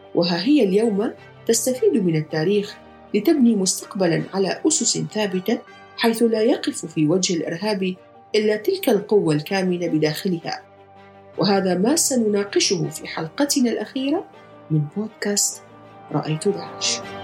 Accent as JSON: {"language": "Arabic", "country": "Iraq", "moved": "yes", "said": "زرت بلدي العراق"}